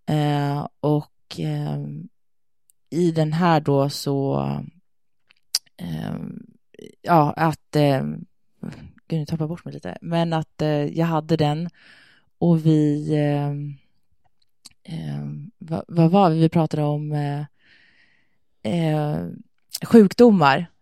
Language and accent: Swedish; Sweden; moved away as an adult; also born or lived in Denmark / Thailand; jag kan inte flytta hem till Sverige